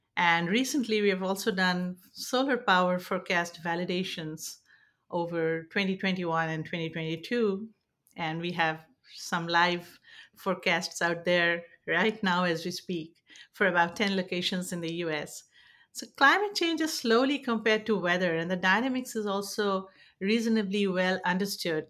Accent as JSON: {"language": "English", "country": "India", "moved": "yes", "lives_now": "San Francisco Bay Area, United States", "said": "I'm originally from India and now settled in the San Francisco Bay Area"}